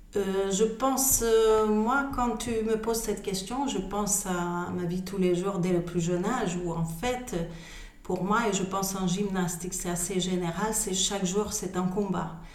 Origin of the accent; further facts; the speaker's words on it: Hungary; French is a second language; moved away as an adult; also born or lived in Switzerland; now in France; je suis hongroise, d'origine hongroise. j'ai fait mes études en Hongrie jusqu'à mes 18 ans.